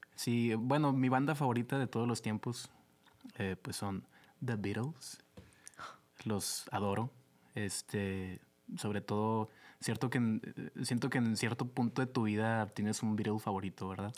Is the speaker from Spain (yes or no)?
no; Lerdo, Durango, Mexico; moved away as an adult; also born or lived in Torreón, Coahuila; now in Monterrey, Mexico; vengo de Lerdo Durango, que es uno de los lugares más hermosos de la tierra.